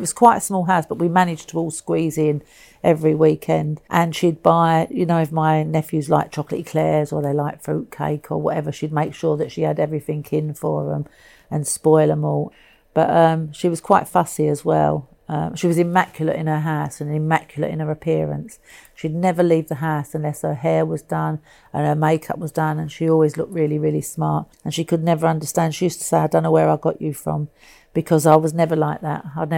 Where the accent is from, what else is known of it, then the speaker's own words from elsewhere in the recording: Dublin, Leinster, Ireland; as a young girl growing up in Dublin, I never thought I'd get to be here and see the Pope.